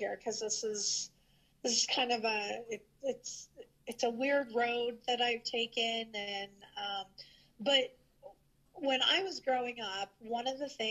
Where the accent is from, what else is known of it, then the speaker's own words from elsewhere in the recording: St. Joseph, Missouri, United States; my husband and I moved back to my hometown